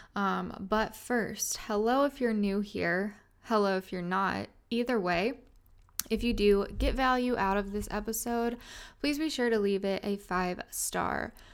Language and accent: English; Little Rock, Arkansas, United States; moved away as an adult; also born or lived in Fayetteville, Arkansas; I grew up in a city called Little Rock, Arkansas, and then I lived there my whole life